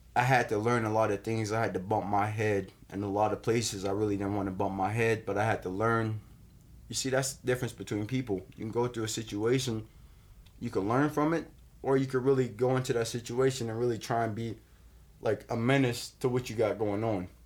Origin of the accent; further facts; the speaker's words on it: West Palm Beach, Florida, United States; I grew up downtown West Palm Beach